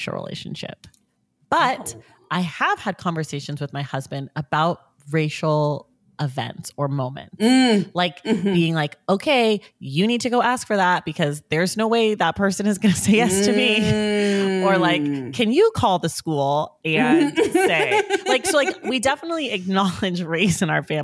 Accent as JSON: {"language": "English", "area": "the Bay Area", "region": "California", "country": "United States", "said": "I'm from the Bay Area."}